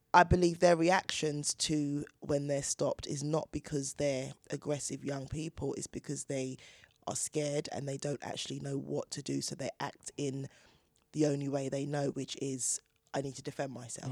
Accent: Chingford, London, United Kingdom; I grew up in Chingford with six brothers and sisters

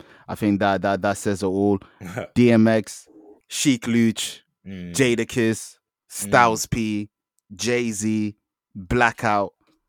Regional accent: London, United Kingdom; I'm just a Londoner that loves NY rap.

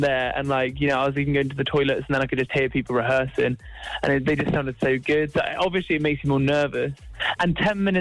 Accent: Truro, South West England, United Kingdom

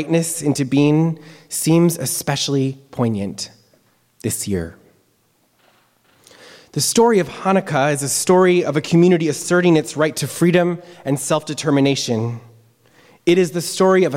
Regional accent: United States; as a rabbi, as a Jew, as an American

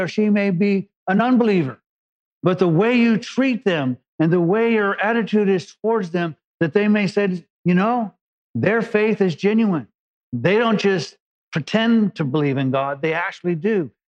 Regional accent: Los Angeles, California, United States; I came from East LA and cruise meant you drove down Whittier Boulevard

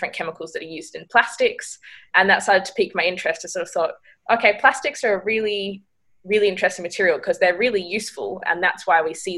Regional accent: Margaret River, Western Australia, Australia; I grew up in Margaret River in Western Australia, so a small coastal town

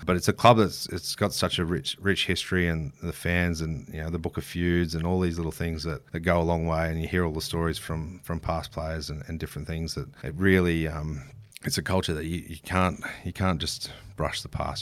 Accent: Queensland, Australia; every kid growing up in Queensland does

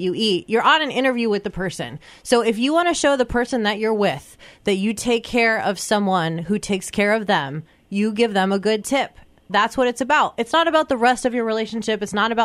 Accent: Iowa, United States; We Iowans are now known as a people who bring pigs on our first dates

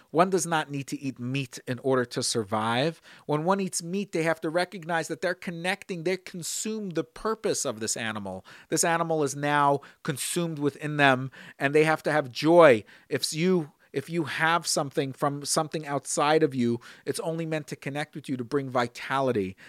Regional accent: Brooklyn, New York, United States; Growing up in Brooklyn, I watched my father and before my grandfather, the way they would line these matzahs

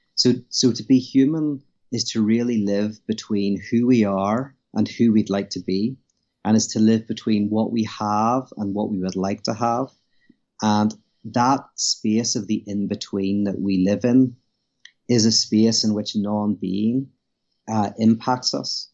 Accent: Belfast, Northern Ireland, United Kingdom; moved away as an adult; now in United States; I'm from Belfast, Northern Ireland. Uh, currently live in America.

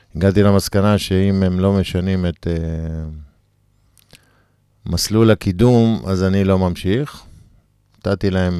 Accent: Sdot Yam, Haifa District, Israel; גדלתי בשדות ים

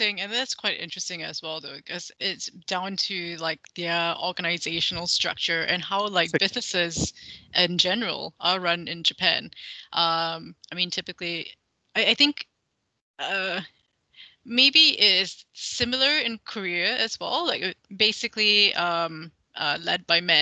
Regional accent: Malaysia; my home country, Malaysia

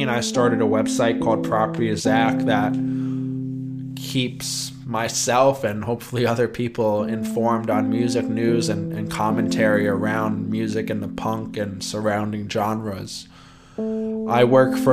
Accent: New York City, New York, United States; also born or lived in West Milford, New Jersey / Philadelphia; I grew up most of my time in Midtown and then the Upper West Side of Manhattan

